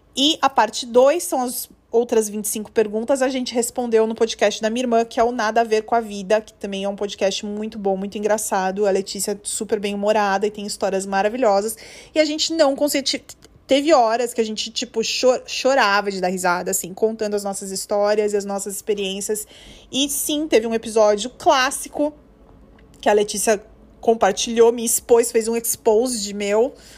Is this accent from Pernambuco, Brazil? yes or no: no; Guarulhos, São Paulo, Brazil; eu sou de Guarulhos